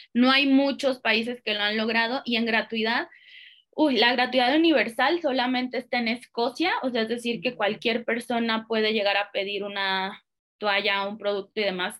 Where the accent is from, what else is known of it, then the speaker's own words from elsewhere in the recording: Guadalajara, Jalisco, Mexico; Yo soy de Guadalajara